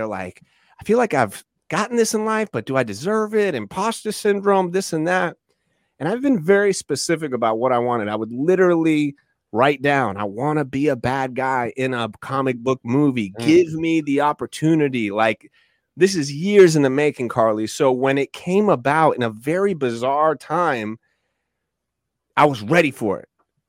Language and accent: English; Iowa, United States; We're from Iowa, and we want to go.